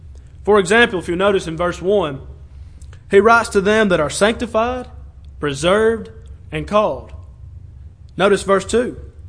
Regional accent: Adairsville, Georgia, United States; he mentioned I was from Adairsville. I was born there. I was raised there. We grew up in the Christian church

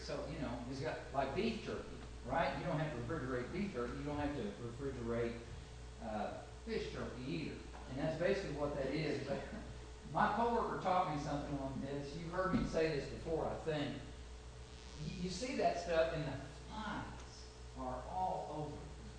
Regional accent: Arkansas, United States; I'm from Arkansas. I drove over here from Arkansas on Saturday.

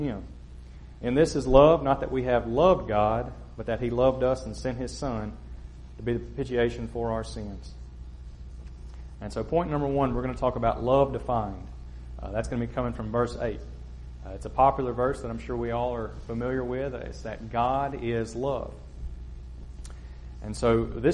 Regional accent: Kosciusko, Mississippi, United States; I'm from Kosciuszko, Mississippi

